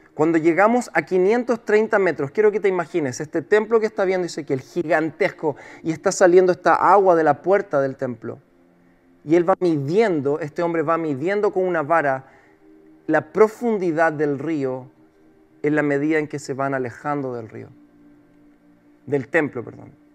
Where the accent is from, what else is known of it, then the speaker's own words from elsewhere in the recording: Chile; como el chileno la veo